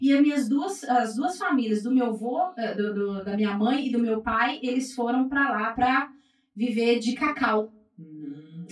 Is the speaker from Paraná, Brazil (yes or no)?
yes; Maringá, Paraná, Brazil; also born or lived in Pará; E aí eu fui criada então, né? Praticamente criada aqui no Paraná, mas eu sou paraense